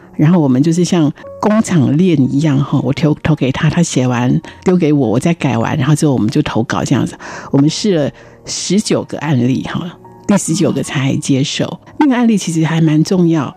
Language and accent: Chinese; Taipei, Taiwan; also born or lived in Houlong, Miaoli County (family hometown); 从小我就在台北长大